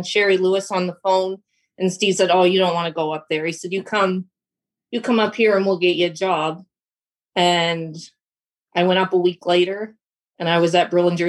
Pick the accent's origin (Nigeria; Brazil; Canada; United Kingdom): Canada; Fredericton, New Brunswick; moved away as an adult; also born or lived in Ontario / Ohio; I grew up in Fredericton, New Brunswick